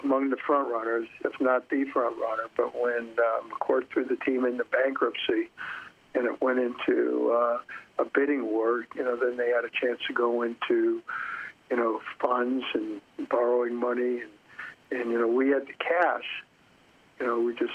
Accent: Los Angeles, California, United States; also born or lived in New York; I grew up in Los Angeles. So I'm really an L.A. guy.

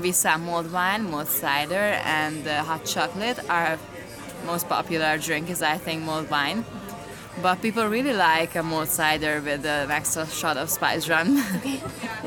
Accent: Southern Hungary, Hungary; English is a second language; now in Edinburgh, United Kingdom; I'm from Hungary, from the south part of Hungary.

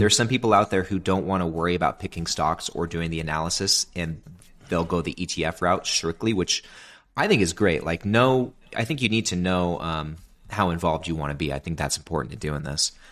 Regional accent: Sacramento, California, United States; moved away; I'm originally from Sacramento, California.

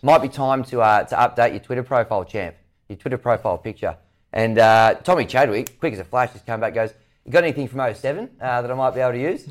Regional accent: Tasmania, Australia; moved away as an adult; I'm from Tassie as well

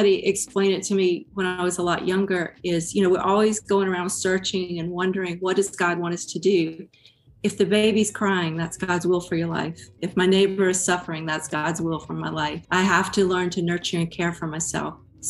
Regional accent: Georgia, United States; now in Texas, United States; I grew up in Georgia

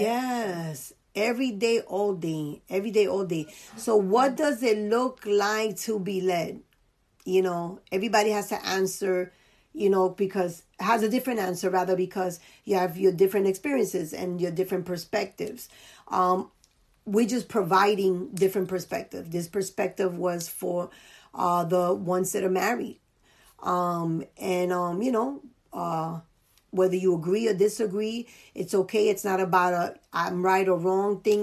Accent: New York City, New York, United States; born and raised in the Bronx

